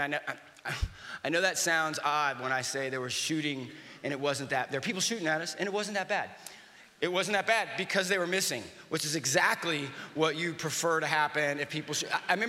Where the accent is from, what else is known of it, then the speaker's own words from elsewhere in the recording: the South, United States; And I grew up in the South, so he would be what we call a bless your heart.